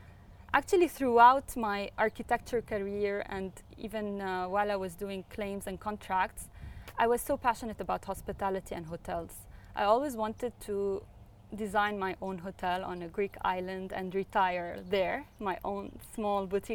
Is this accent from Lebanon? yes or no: yes; Beirut, Beirut Governorate, Lebanon; now in United Arab Emirates; I was born in Beirut